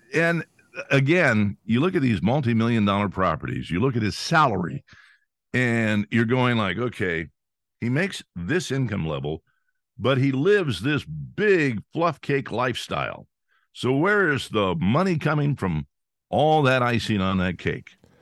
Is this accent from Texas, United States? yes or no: no; Pennsylvania, United States